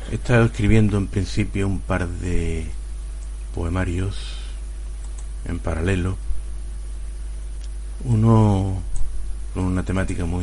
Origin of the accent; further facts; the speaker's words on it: Huelva, Andalusia, Spain; born there; bueno, yo nací en Huelva, como he dicho al principio